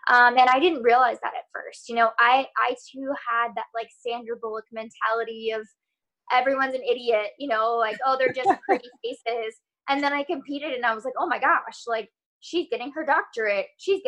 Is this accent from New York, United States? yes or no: no; California, United States; Well, I'm originally from California, so I was like, oh, I'm not foreign to the state.